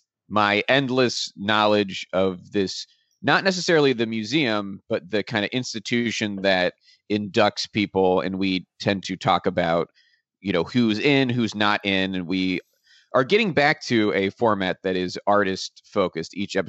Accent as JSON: {"language": "English", "town": "Pittsburgh", "region": "Pennsylvania", "country": "United States", "tie": "born or raised there", "said": "because I grew up in Pittsburgh, which is like 2 hours from Cleveland, but also my dad is from Cleveland."}